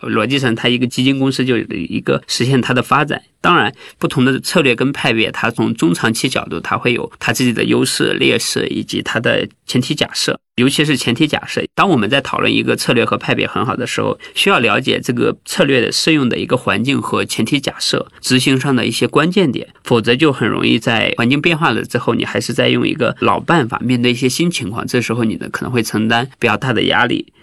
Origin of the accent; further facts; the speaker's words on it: Henan, China; moved away as an adult; also born or lived in Zhengzhou / Guangzhou; now in Beijing, China; 我是河南农村的嘛，河南驻马店的，八岁的时候我们村里才通电